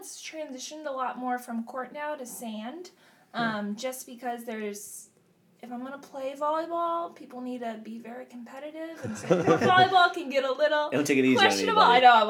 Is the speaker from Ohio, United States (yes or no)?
yes; Wadsworth, Ohio, United States; moved away as an adult; also born or lived in West Palm Beach, Florida; now in Florida, United States; I am from Wadsworth, Ohio, which is a suburb of Cleveland.